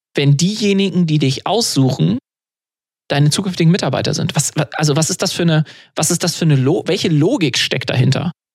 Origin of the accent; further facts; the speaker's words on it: Germany; bei uns in Deutschland